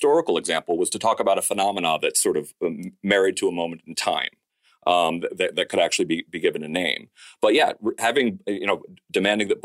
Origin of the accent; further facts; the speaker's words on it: Danbury, Connecticut, United States; I'm from Danbury